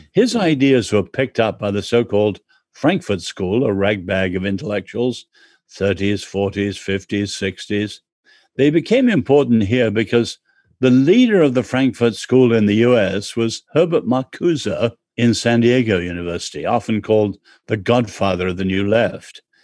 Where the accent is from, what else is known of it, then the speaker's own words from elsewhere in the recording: England, United Kingdom; I'm English